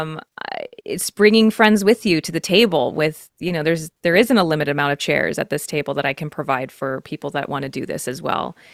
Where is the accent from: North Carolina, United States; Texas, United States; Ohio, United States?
Texas, United States; I'm from Texas